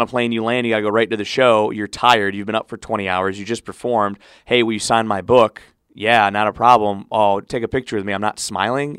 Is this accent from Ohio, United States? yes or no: yes; Cleveland, Ohio, United States; moved away; C B S in Cleveland to cover my hometown teams